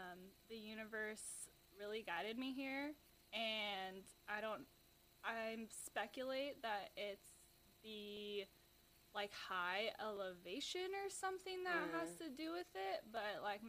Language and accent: English; Seattle, Washington, United States; moved away as an adult; now in Las Vegas, United States; I moved here a year ago from Seattle. Okay. Yeah. So I grew up in that area